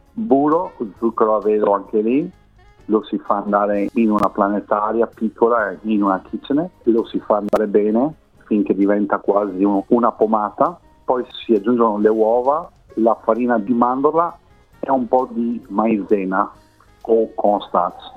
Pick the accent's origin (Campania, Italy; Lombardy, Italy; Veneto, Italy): Veneto, Italy; Rovigo; moved away as an adult; io vengo da una piccola città del Veneto, si chiama Rovigo